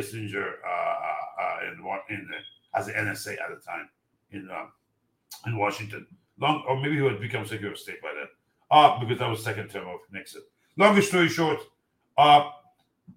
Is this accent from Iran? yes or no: yes; Iran; moved away; I'm from Iran